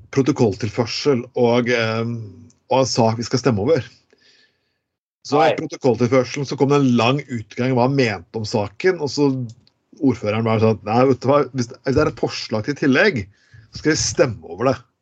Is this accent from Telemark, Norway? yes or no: yes; Skien, Telemark, Norway; born or raised there